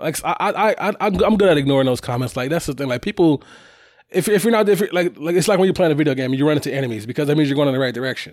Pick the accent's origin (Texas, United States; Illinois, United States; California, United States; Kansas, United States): Illinois, United States; Chicago; moved away; me growing up in Chicago